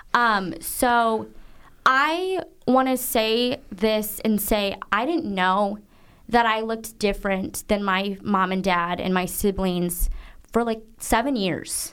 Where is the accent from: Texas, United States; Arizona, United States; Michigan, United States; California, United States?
Michigan, United States; Zeeland; also born or lived in Guangzhou, China; I grew up in Zealand, Michigan.